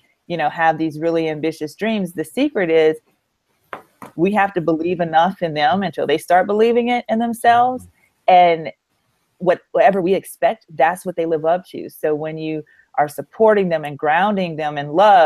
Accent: Louisiana, United States; I'm from Louisiana

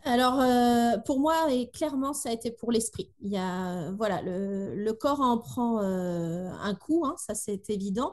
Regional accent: Tours, Centre-Val de Loire, France; moved away as an adult; now in Brittany, France; Nous habitons en Bretagne, depuis dix ans, on est des Tourangeaux exilés euh, par ici

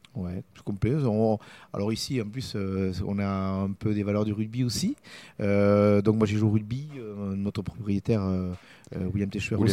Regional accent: Tarbes area, Bigorre, Occitania, France; je suis tarbé. fait je vais de Broder sur Echesse, à côté de, de Tarbes. Mhm. donc, bigourdan, pyrénéen, de la plaine

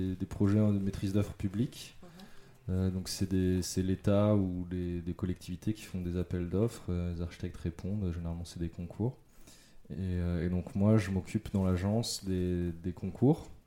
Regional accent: Yvelines, Île-de-France, France; also born or lived in Mantes-la-Jolie / Italy; now in Paris, France; Je suis né à Mantes-la-Jolie. c'est dans les Yvelines. Après j'ai grandi donc dans les Yvelines. Euh, dans le nord de la France, en Italie, et après je suis retourné un peu dans les Yvelines

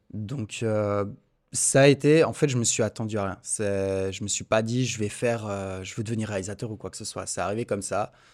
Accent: Montreux, Vaud, Switzerland; je suis de Montreux

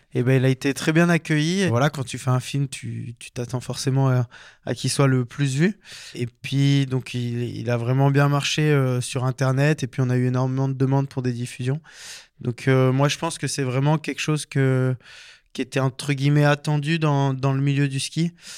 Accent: Embrun, Provence-Alpes-Côte d'Azur, France; moved away as an adult; also born or lived in Chambéry / Lyon / Belfort; now in Sainte-Foy-en-Tarentaise, France; moi j'ai grandi dans les Hautes-Alpes donc à Embrun

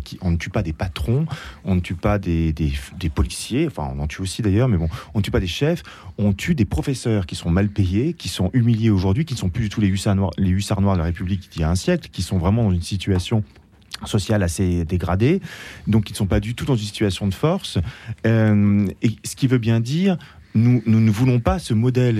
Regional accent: France; en tant que Français

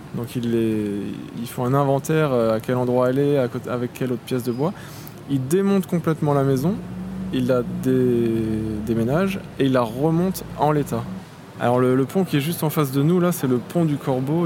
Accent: Strasbourg, Grand Est, France; je suis né à Strasbourg, je vis à Strasbourg et travaille à Strasbourg

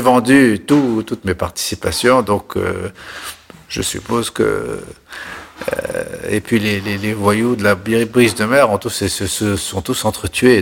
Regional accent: La Marsa, Tunis Governorate, Tunisia; moved away as an adult; also born or lived in Paris; je suis né en Tunisie en 1947, dans une petite ville qui s'appelle La Marsa, qui est la banlieue de Tunis.

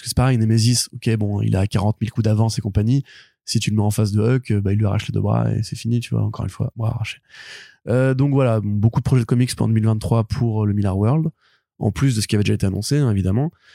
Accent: France; je suis français

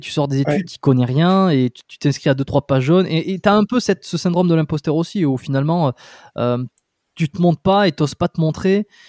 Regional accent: Dax, Nouvelle-Aquitaine, France; moved away as an adult; also born or lived in Bordeaux; je suis né à Dax

